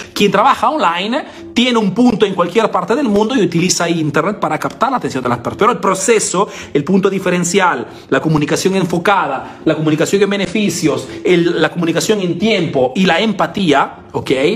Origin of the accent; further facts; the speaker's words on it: Peru; now in Italy; soy latino, soy peruano